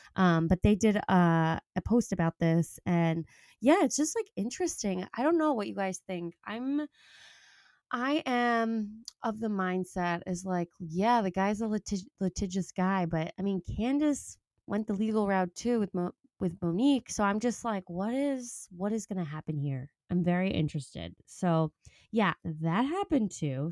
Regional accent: Long Island, New York, United States; I'm from Long Island

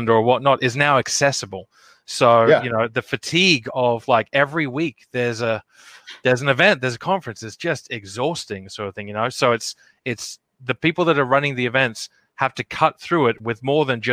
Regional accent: Australia; now in United States; an Australian living over here in America

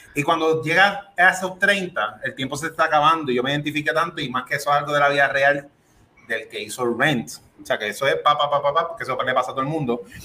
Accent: Puerto Rico; Yo soy boricua

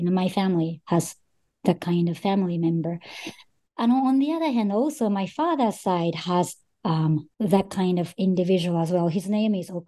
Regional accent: Japan; also born or lived in Australia / Russia; I was born in Japan and grew up in Japan most of my life

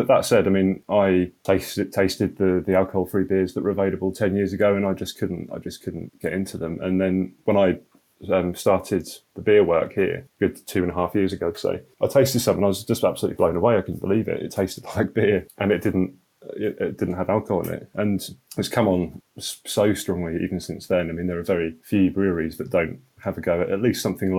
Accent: Norfolk, East of England, United Kingdom; I'm from Norfolk

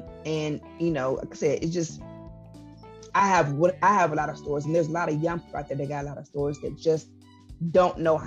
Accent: Enid, Oklahoma, United States; now in Ponca City, United States; I am originally from Enid, Oklahoma

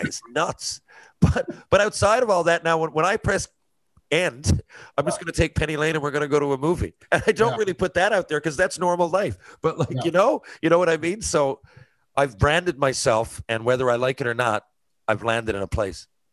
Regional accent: Canada; I'm Canadian

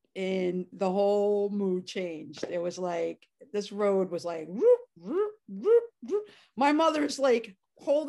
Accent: New York City, New York, United States; also born or lived in Manhattan, New York; I grew up in the Bronx.

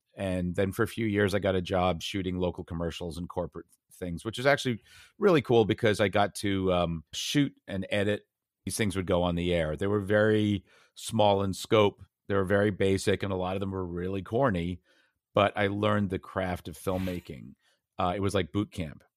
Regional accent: Brookline, Massachusetts, United States; also born or lived in United Kingdom; I grew up mostly in Boston area, Brookline, Massachusetts.

